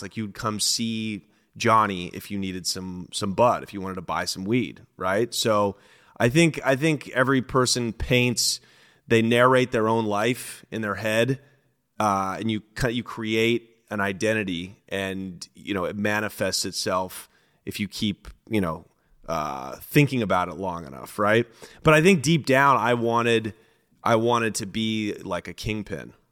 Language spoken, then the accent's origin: English; Portland, Oregon, United States; I'm from the city of Portland, so I'm not from the suburbs